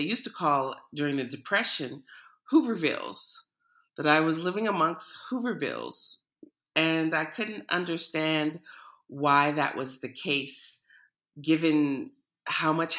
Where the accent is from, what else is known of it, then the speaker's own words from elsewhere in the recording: Oakland, California, United States; as a third-generation Oakland native